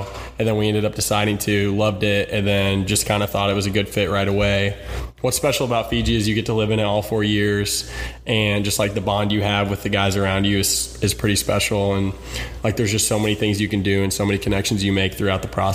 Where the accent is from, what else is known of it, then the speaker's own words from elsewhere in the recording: Bloomington, Indiana, United States; most likely going to live in Bloomington for the rest of my life